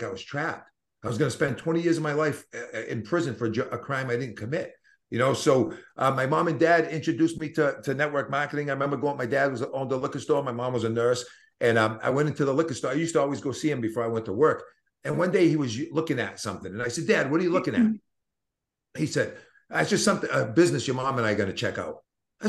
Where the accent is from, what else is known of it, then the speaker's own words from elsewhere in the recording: Boston, Massachusetts, United States; accent: Boston; my Boston accent